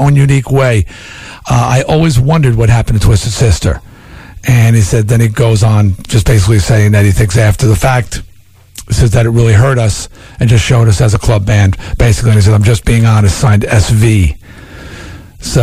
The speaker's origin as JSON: {"language": "English", "area": "Long Island", "region": "New York", "country": "United States", "said": "I was from Long Island"}